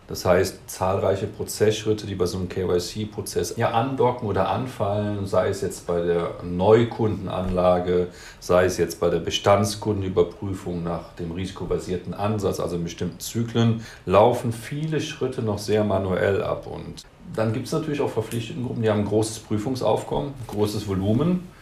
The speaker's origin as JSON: {"language": "German", "town": "Cologne", "region": "North Rhine-Westphalia", "country": "Germany", "said": "Ich komme aus dem Rheinland, aus Köln."}